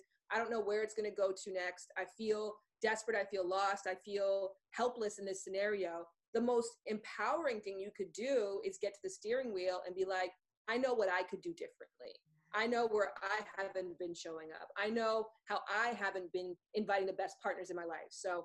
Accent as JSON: {"language": "English", "town": "Toronto", "region": "Ontario", "country": "Canada", "moved": "yes", "said": "we're both from Toronto"}